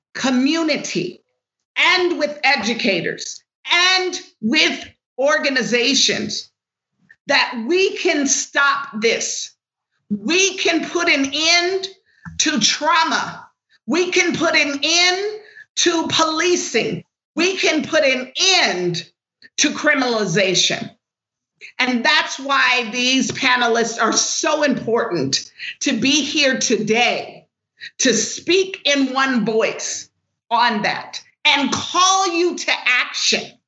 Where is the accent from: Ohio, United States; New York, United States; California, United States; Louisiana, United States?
California, United States; Los Angeles; I am born and raised in Los Angeles